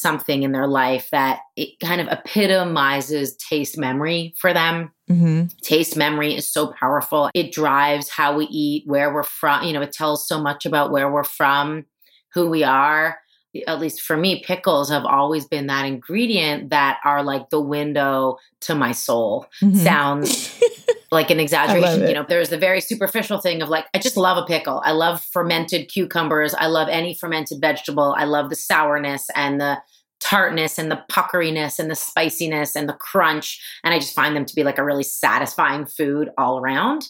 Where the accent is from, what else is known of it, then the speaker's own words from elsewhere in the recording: Toronto, Ontario, Canada; moved away as an adult; now in New York, United States; I grew up in Canada